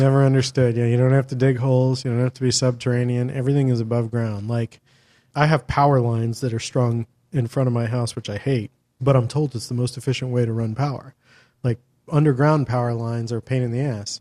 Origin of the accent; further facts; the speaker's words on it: Los Angeles, California, United States; my hometown